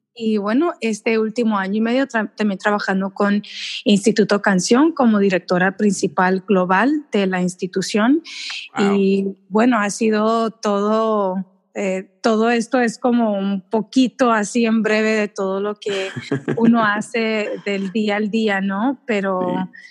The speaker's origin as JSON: {"language": "Spanish", "region": "Texas", "country": "United States", "tie": "born or raised there", "said": "soy mexicana, mis papás son mexicanos y yo nací acá en Estados Unidos."}